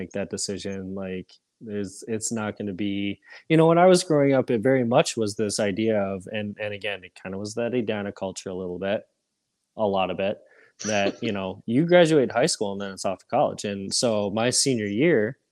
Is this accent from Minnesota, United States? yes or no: yes; Edina, Minnesota, United States; also born or lived in South Korea; I grew up in Edina.